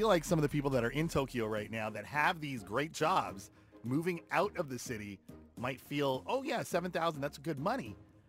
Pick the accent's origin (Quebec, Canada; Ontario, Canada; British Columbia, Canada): Ontario, Canada; Toronto; also born or lived in Winnipeg; I was born in Toronto.